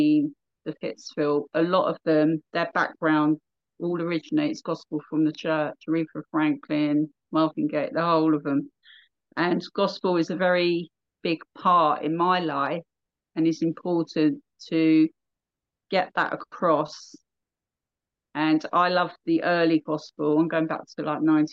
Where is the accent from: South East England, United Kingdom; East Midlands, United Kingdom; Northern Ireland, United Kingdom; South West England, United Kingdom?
South East England, United Kingdom; accent: English; We're from near London, England